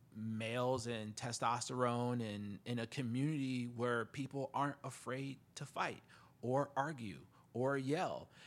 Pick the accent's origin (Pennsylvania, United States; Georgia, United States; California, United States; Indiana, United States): Indiana, United States; South Bend; I'm from the Midwest, you know, South Bend, Indiana